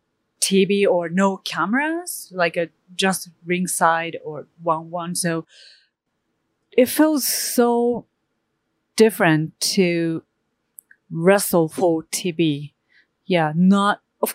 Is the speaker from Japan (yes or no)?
yes; Japan; English is a second language; moved away as an adult; now in United States; I'm from Japan